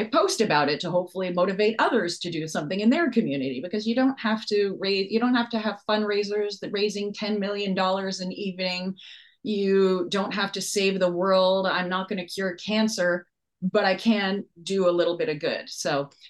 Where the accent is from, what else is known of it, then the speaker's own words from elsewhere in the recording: Hawaii, United States; now in Canada; Growing up in Hawaii, I was bullied for being different